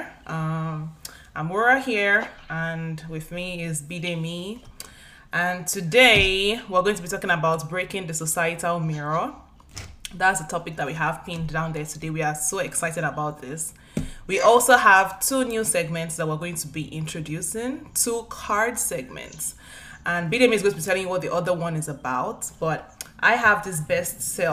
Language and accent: English; Nigeria; Both of us have African backgrounds, and we are both Nigerians